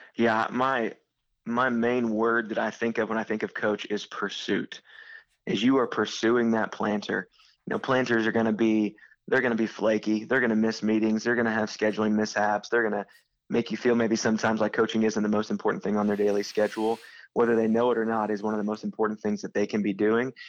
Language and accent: English; Southeastern Illinois, United States; moved away as an adult; now in St. Louis, United States; I went to be a youth pastor back in my hometown. That burden never left me. And so a couple years into being a youth pastor in Southeastern Illinois